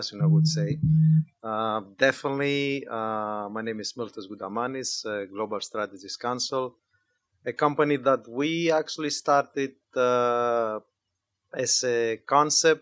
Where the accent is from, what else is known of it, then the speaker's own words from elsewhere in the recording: Greece; moved away as an adult; now in United States; I was born and raised in Greece, moved to the U.S. 30 years ago